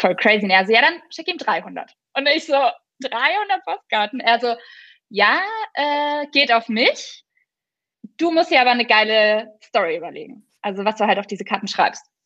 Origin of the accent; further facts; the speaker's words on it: Franconia, Bavaria, Germany; bei uns in Franken